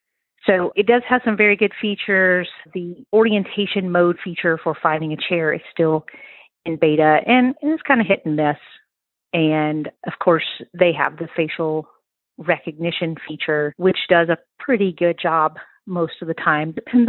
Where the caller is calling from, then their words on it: Mississippi, United States; I'm calling in from Mississippi in the United States.